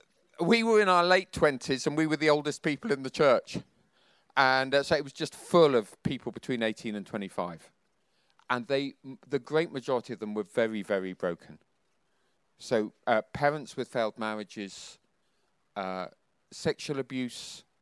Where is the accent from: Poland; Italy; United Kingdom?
United Kingdom; Bedford, East of England; After being in Hong Kong, we came to Bedford. It was my hometown.